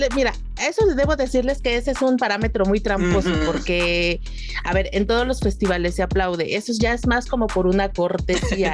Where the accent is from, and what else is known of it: Mexico